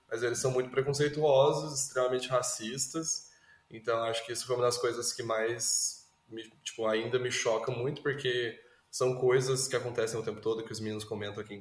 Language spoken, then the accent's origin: Portuguese; Goiás, Brazil; eu sou goiano, sabe?